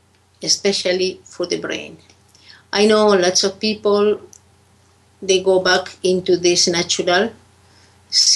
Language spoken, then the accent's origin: English; Peru; I come from Peru.